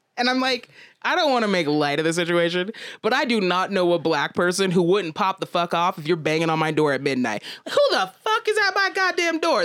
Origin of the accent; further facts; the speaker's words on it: Aurora, Colorado, United States; growing up in Aurora